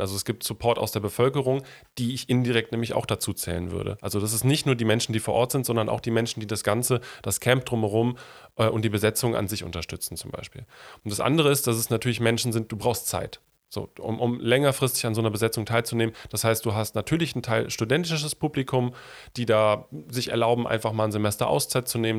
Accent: North Rhine-Westphalia, Germany; komme ich ja aus dem Rheinland und bin mit den, also mit der Realität der Tagebaus dort groß geworden.

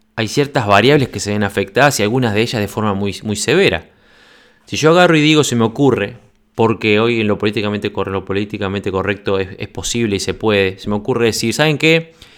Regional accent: Uruguay; moved away as an adult; also born or lived in Congo / Uganda / Norway; now in Sweden; casi seis años que me fui desde Uruguay

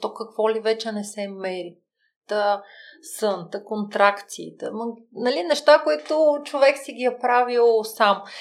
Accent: Bulgaria; аз съм от България, кариерен консултант

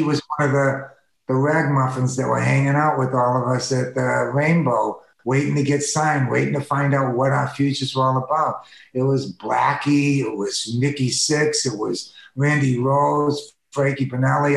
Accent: East Coast, United States; now in Los Angeles, United States; I grew up with them on the East Coast

